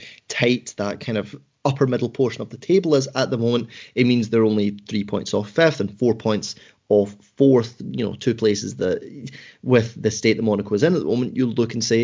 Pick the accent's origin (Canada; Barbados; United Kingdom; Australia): United Kingdom; Scotland; accent: Scottish; my Scottish accent